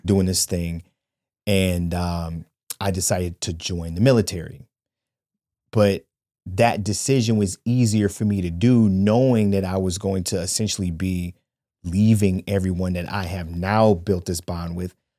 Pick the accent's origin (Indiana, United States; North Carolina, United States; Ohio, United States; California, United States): Ohio, United States; Shaker Heights; I grew up in Shaker Heights, Ohio, and I went to school with these people from kindergarten all the way until Well, I finished the tenth grade